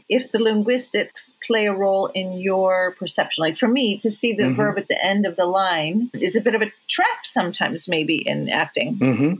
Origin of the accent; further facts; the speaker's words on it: United States; My mother is German, and I'm American born